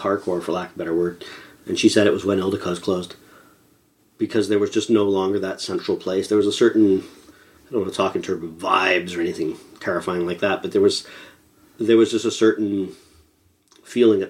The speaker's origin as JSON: {"language": "English", "town": "Toronto", "region": "Ontario", "country": "Canada", "tie": "born or raised there", "said": "Growing up in Scarborough"}